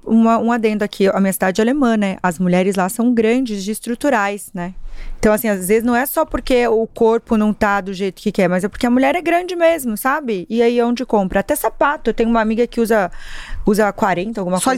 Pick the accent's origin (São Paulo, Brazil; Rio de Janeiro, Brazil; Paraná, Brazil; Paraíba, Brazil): Paraná, Brazil; Marechal Cândido Rondon; moved away; eu sou interiorana, eu saí de uma cidade de 60 mil pessoas, que aliás sou apaixonadíssima, Qual é, é? Marechal, chama Marechal Cândido Rondon